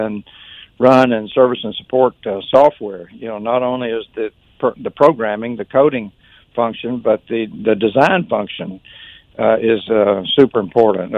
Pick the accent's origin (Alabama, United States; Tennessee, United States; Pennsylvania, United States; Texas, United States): Alabama, United States; Birmingham; I'm from Birmingham. I, you know, think of myself as a Birmingham people.